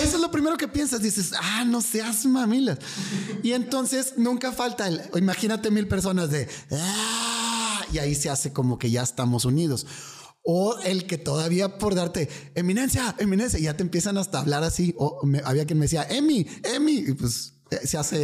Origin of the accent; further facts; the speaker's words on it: Monterrey, Nuevo León, Mexico; vengo de aquí, soy de Monterrey